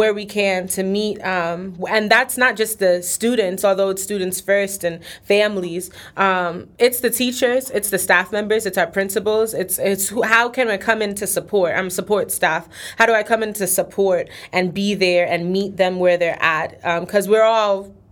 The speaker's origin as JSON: {"language": "English", "region": "New York", "country": "United States", "moved": "yes", "said": "I'm originally from New York. When I moved down here, it was my first year, in school"}